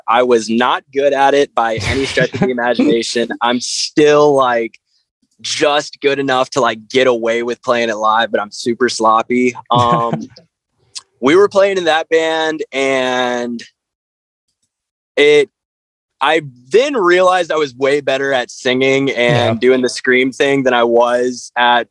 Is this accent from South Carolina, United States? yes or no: yes; Conway, South Carolina, United States; also born or lived in Myrtle Beach, South Carolina; I grew up right outside of Myrtle Beach in a small town called Conway